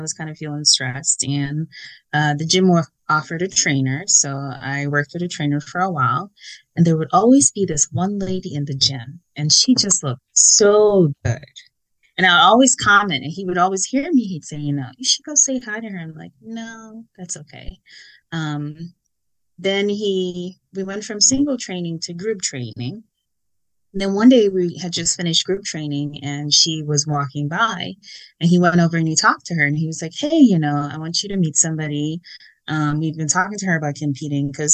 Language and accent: English; Guyana; now in United States; I am from Guyana. Been in America a long time, so have my citizenship and all that good stuff.